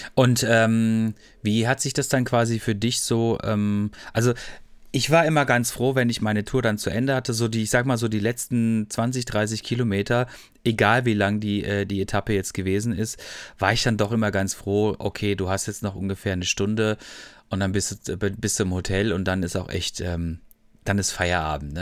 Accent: Freiburg, Baden-Württemberg, Germany; Ich komme aus Freiburg eigentlich ursprünglich

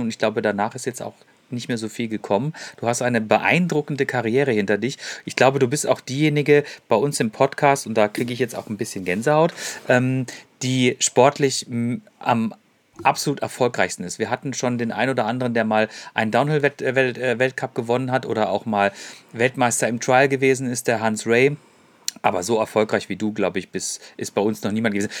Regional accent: Freiburg, Baden-Württemberg, Germany; ich bin nämlich gebürtiger Freiburger.

